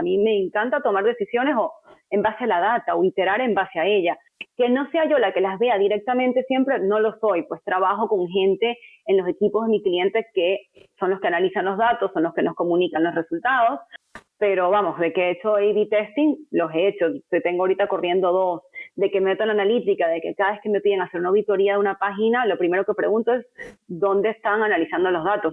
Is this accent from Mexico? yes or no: no; Venezuela; moved away as an adult; now in United States; llegué a este país con ese network meramente por ser venezolana